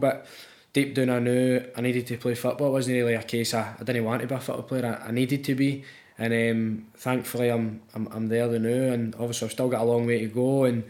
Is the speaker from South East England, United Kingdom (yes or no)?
no; Glasgow, Scotland, United Kingdom; Basically, I've grew up kind of East End of Glasgow, just kind of your normal kid